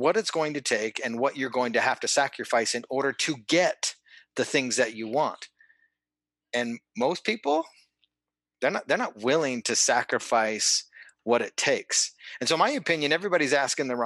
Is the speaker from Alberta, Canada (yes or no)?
yes; Calgary, Alberta, Canada; I'm originally from Calgary, Alberta, Canada. Grew up there, freezing cold winters